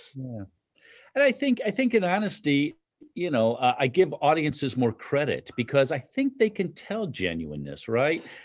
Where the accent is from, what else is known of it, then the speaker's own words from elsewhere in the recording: Chicago, Illinois, United States; moved away; I'm from Chicago